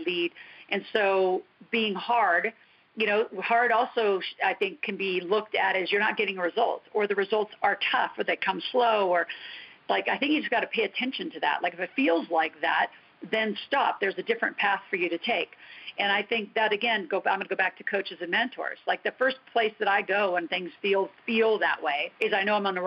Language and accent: English; United States; also born or lived in Canada; as an American